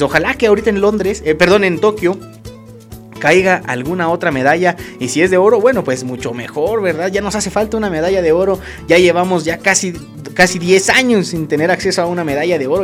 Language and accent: Spanish; Mexico